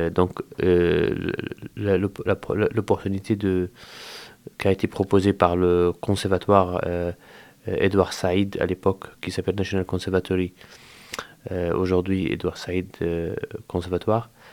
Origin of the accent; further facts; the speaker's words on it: Al-Amari refugee camp, West Bank, Palestine; moved away as an adult; now in Angers, France; je quittais ma maison, chez moi en Palestine, euh, dans le camp de réfugiés à la Marie, là où j'ai grandi